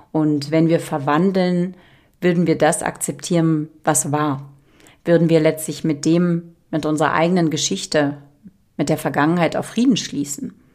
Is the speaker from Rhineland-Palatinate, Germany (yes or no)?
no; Berlin, Germany; ich habe die ersten zehn Jahre bin ich im Hochhaus aufgewachsen, 15 Stockwerke in Charlottenburg in der Angerburger Allee.